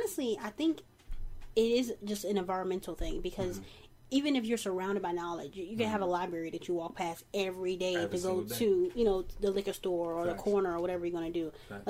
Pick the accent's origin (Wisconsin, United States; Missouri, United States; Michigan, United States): Missouri, United States; St. Louis; I'm from St. Louis